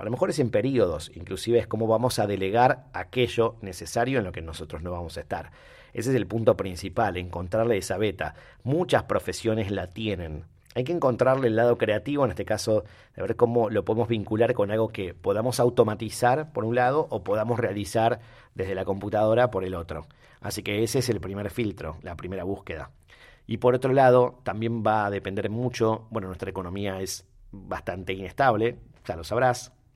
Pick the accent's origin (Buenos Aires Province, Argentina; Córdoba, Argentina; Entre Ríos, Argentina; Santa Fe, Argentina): Santa Fe, Argentina; Rosario; nosotros los rosarios